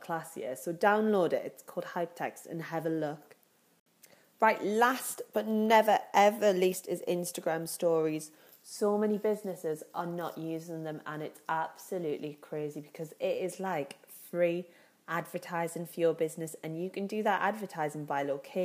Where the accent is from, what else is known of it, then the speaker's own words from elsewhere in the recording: Newcastle upon Tyne, North East England, United Kingdom; accent: Geordie; you can tell by my voice, I'm a Geordie